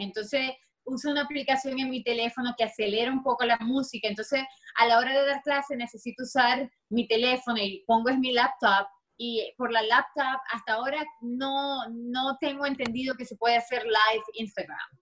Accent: Maracaibo, Zulia, Venezuela; moved away as an adult; now in Los Angeles, United States; ya yo tengo más tiempo viviendo aquí en Los Ángeles que lo que viví en Venezuela

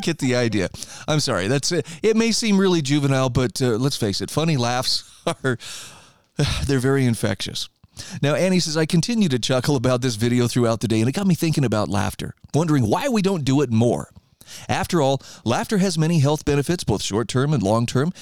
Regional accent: Idaho, United States; my home state of Idaho

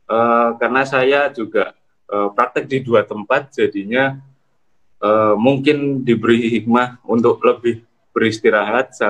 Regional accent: Gresik, East Java, Indonesia; saya dari Gresik.

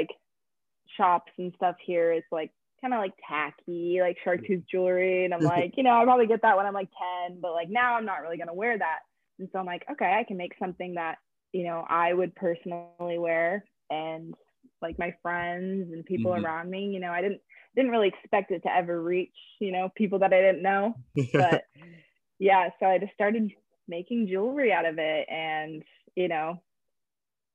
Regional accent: Clear Lake, Iowa, United States; moved away as an adult; also born or lived in Georgia; now in Florida, United States; I grew up in Clear Lake, Iowa with Ryan.

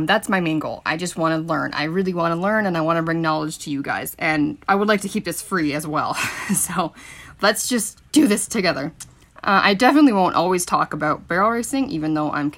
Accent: Milestone, Saskatchewan, Canada; I grew up in Milestone, Saskatchewan on a PFRA ranch

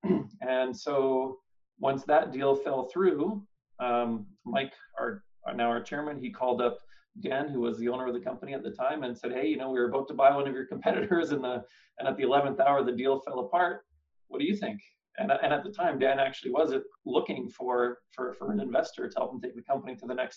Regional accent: Winnipeg, Manitoba, Canada; moved away as an adult; I was from Winnipeg. That's where all of this happened.

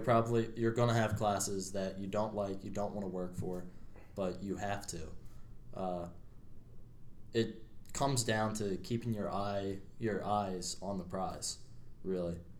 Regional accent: Media, Pennsylvania, United States; I grew up in Media, Pennsylvania. So I'm uh, still in my, my home state here.

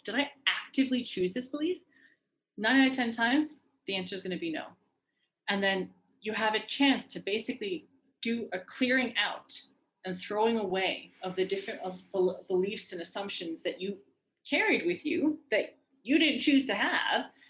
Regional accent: Iran; moved away; I'm from Iran

